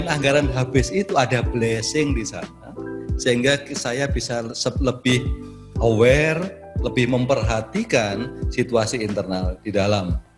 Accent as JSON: {"language": "Indonesian", "town": "Malang", "region": "East Java", "country": "Indonesia", "said": "Meskipun saya orang Malang. Orang ya. Malang ya. KTP saya masih Malang."}